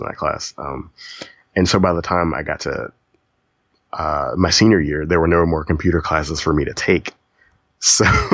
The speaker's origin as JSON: {"language": "English", "town": "Lafayette", "region": "Louisiana", "country": "United States", "tie": "born or raised there", "also_born_or_lived": "Baton Rouge", "said": "I grew up in Lafayette, as you know, and I transferred to Baton Rouge"}